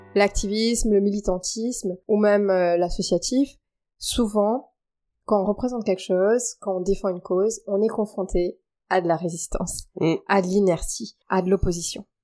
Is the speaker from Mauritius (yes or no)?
yes; Mauritius; now in France; quand je suis arrivée en France, parce je suis mauricienne, donc je suis arrivée de l'île Maurice